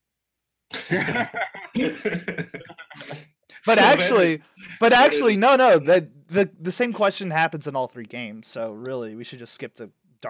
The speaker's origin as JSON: {"language": "English", "country": "United States", "said": "We're American"}